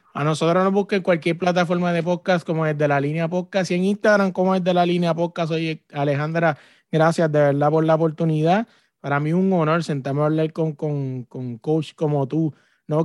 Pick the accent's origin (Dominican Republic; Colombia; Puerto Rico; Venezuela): Puerto Rico; yo que soy de Puerto Rico